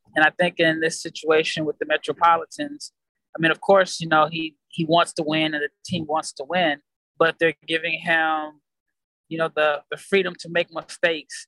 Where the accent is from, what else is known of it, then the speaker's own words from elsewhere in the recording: United States; I'm an American